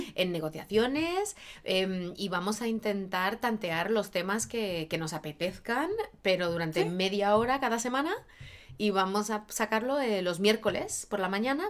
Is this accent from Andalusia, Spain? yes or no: no; Barcelona, Catalonia, Spain; also born or lived in Madrid, Spain; now in Los Angeles, United States; Yo nacida, criada en España, catalana de origen, técnicamente en Barcelona, pero luego en Madrid y luego eh, aquí